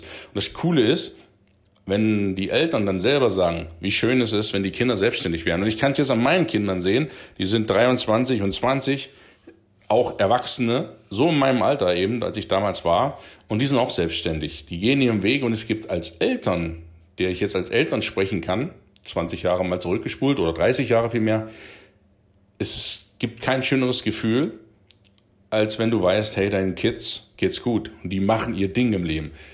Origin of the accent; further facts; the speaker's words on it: Coswig, Saxony-Anhalt, Germany; moved away as an adult; Ich komme ja aus Koswig, Landkreis Wittenberg